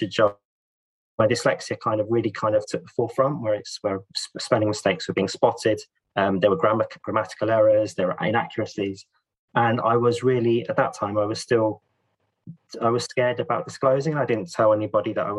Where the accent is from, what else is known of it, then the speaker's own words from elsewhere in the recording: London, United Kingdom; also born or lived in Italy; I was born in London